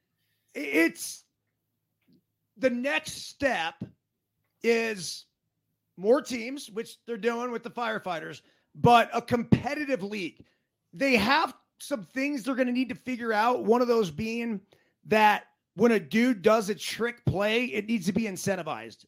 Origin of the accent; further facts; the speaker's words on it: Portola Valley, California, United States; my hometown, Portola Valley, Menlo Park, Palo Alto area